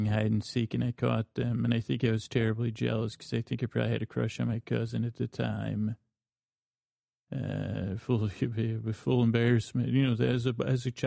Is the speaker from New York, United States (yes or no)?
yes; Syracuse, New York, United States; I grew up in Syracuse, New York